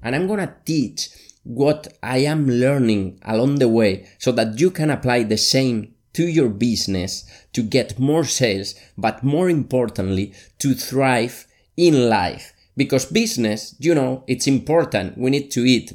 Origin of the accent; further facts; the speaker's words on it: Valencia, Valencian Community, Spain; also born or lived in Barcelona; my hometown, Valencia, in Spain